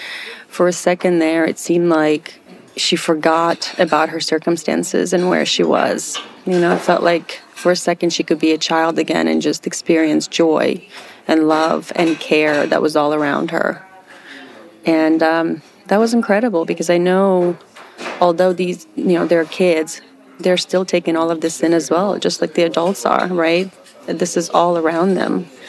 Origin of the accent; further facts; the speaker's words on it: Ukraine; I could just feel tears in my eyes because, you know, this is my home country. And I can't thank Samaritan's Purse enough for the work they're doing in Ukraine.